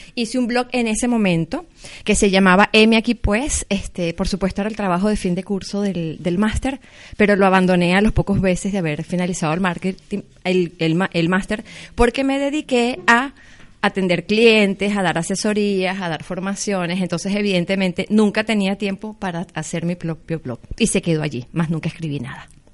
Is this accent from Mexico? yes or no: no; Venezuela; moved away; Soy venezolana, soy inmigrante